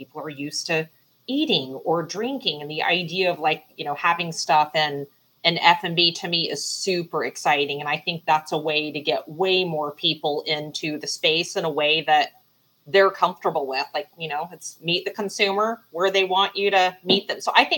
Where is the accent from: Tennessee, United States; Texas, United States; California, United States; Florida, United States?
Texas, United States; Dallas; I'm from Dallas, so like all of that's super exciting to me